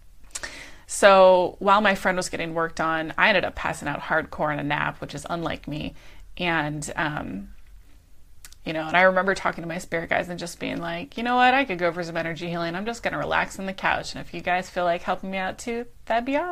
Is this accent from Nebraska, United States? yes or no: no; Pennsylvania, United States; moved away as an adult; now in Aptos, United States; my hometown in Pennsylvania